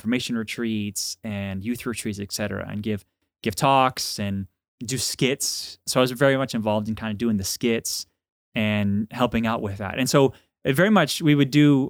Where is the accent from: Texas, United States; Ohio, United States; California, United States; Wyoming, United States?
Texas, United States; Dallas; Well, I'm from Dallas, Texas, and grew up with great, faithful Catholic parents.